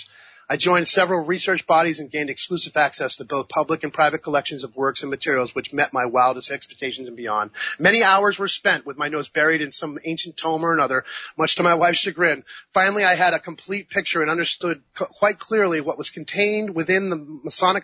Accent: New England, United States; the New England landscape of my birth

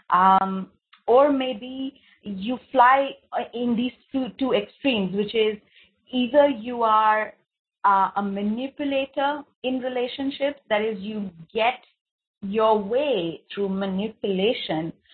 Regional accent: India; I'm from India. I've grown up here

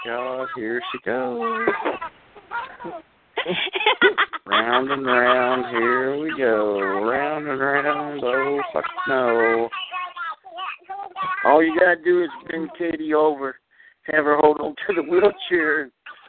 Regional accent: Kentucky, United States; also born or lived in Nashville, Tennessee; Well, Kentucky. I grew up in Kentucky.

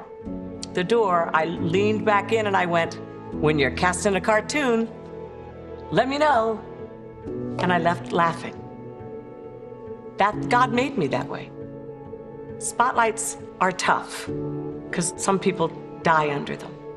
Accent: Maryland, United States; born or raised there; also born or lived in Paris, France

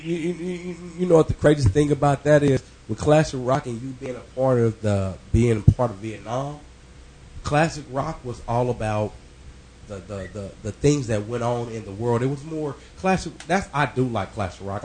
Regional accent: Kansas City, United States; I grew up on Kansas City streets

